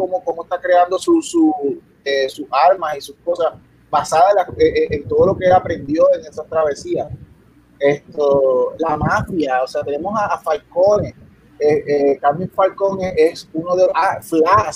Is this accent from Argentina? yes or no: no; Puerto Rico; yo soy de Puerto, vengo de Puerto Rico